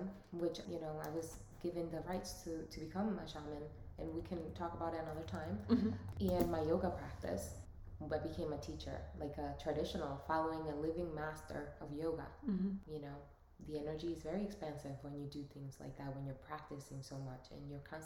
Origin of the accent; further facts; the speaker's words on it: United States; also born or lived in Dominican Republic; I was born there and raised in the United States